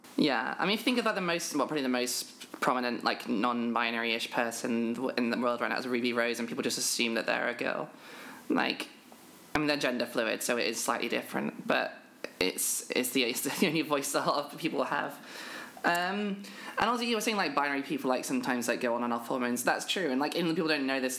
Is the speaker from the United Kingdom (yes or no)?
yes; United Kingdom; I am a British trans woman